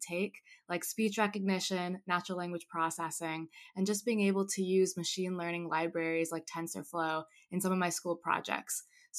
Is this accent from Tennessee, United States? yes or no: no; Bay Area, California, United States; also born or lived in Los Angeles; I'm from the Bay Area. I grew up here, and I go to school in LA at the University of Southern California.